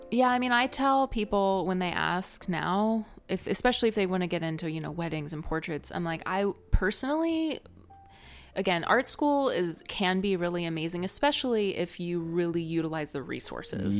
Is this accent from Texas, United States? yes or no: no; Northwest Ohio, United States; also born or lived in San Francisco; now in Savannah, United States; where I'm from is a small town in Northwest Ohio